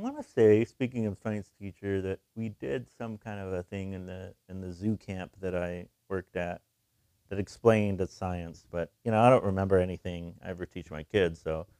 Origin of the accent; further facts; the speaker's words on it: Texas, United States; I'm from Texas, listeners at home, if you didn't know that. I'm from Texas.